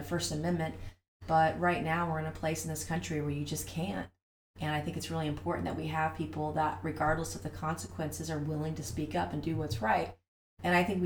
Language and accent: English; Goose Creek, South Carolina, United States; I grew up here in the Lowcountry. I'm from here. I'm from Goose Creek, actually.